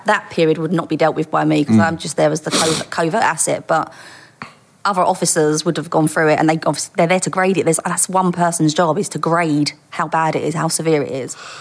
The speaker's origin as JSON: {"language": "English", "town": "Dagenham", "region": "London", "country": "United Kingdom", "tie": "born or raised there", "said": "I was born in East London and grew up in Dagenham."}